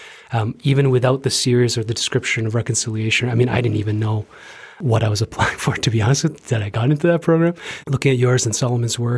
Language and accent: English; Toronto, Ontario, Canada; moved away as an adult; now in Calgary, Canada; my impression of my hometown of Toronto is a little bit skewed